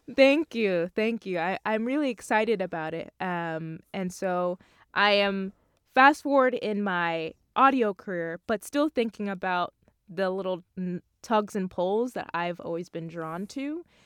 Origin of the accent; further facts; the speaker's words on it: Long Island, New York, United States; I'm from Long Island, so I actually live at home